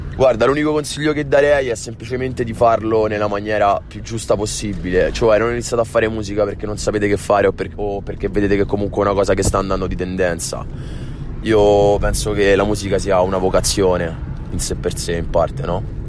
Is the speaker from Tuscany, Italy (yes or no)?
no; Rome, Lazio, Italy; vengo da Roma